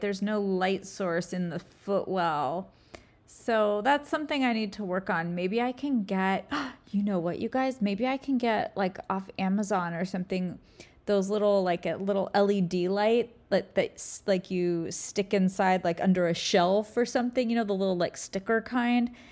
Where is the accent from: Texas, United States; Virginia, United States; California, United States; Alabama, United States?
California, United States; also born or lived in Hawaii; I'm from California, where I'm kind of my permanent, just my home base.